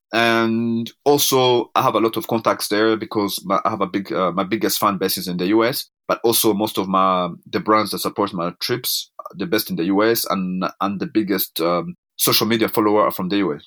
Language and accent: English; Rwanda; now in Canada; I'm African born. I was born in Rwanda in nineteen seventy-nine.